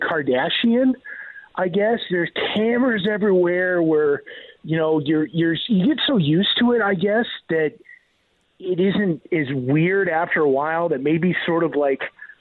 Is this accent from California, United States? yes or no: no; Iowa, United States; born or raised there; now in Denver, United States